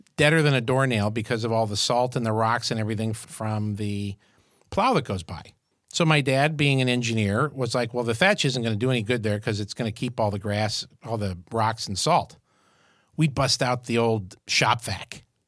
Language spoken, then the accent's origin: English; Syracuse, New York, United States; moved away; I grew up in Syracuse, New York